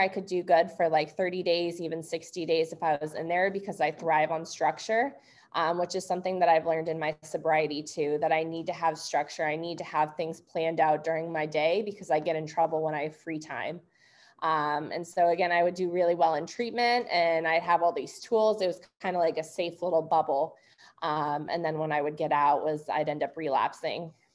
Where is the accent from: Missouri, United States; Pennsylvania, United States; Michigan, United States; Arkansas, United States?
Missouri, United States; St. Louis; I grew up in St. Louis, Missouri